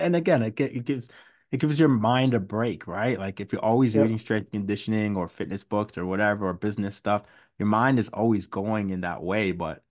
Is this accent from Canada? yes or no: yes; Hamilton, Ontario, Canada; You know, I'm from Hamilton. I didn't want to start with that, or you might have hung up the phone, but I'm from Hamilton